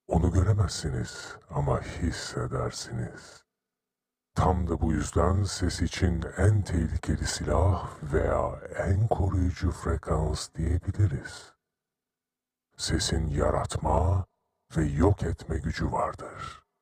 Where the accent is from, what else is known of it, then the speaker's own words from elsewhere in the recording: Istanbul, Turkey; born there; 1974 yılında İstanbul'da dünyaya geldim.